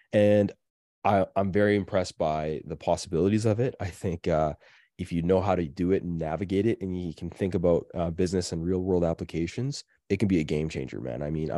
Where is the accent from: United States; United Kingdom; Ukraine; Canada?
Canada; I'm sorry. I'm so Canadian. I can't even help it anymore.